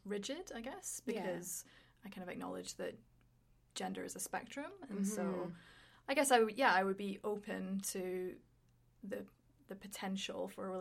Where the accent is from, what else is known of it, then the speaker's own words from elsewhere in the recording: Edinburgh, Scotland, United Kingdom; moved away as an adult; also born or lived in London; now in Canada; I was born in a little country called Scotland. So I'm from Edinburgh, which is the capital